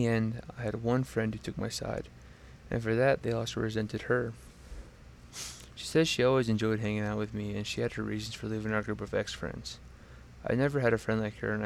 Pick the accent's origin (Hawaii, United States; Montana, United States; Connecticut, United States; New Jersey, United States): Montana, United States; now in Laramie, United States; I was born in Montana